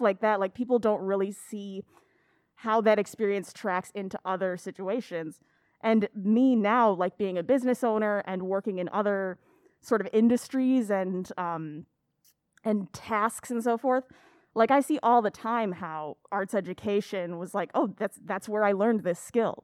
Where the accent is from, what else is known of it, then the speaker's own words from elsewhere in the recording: Aurora, Illinois, United States; also born or lived in Elgin; I grew up in Aurora